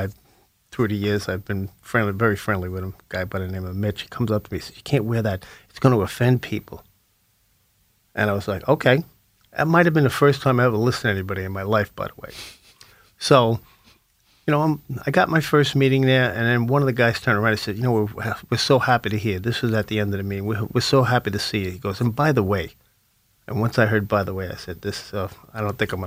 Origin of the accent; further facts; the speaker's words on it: Lynbrook, New York, United States; my hometown in Lynbrook